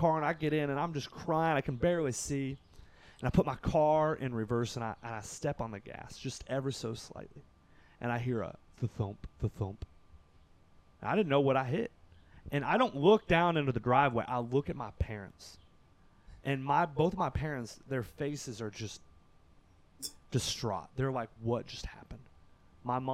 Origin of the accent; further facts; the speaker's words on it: Kentucky, United States; I'm from Kentucky